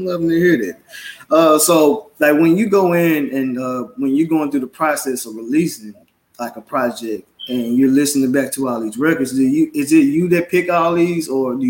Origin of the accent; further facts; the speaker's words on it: Memphis, Tennessee, United States; Memphis, my hometown.